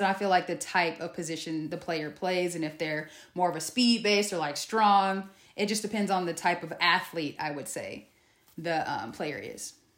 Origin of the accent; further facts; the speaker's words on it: Long Beach, California, United States; I'm from Long Beach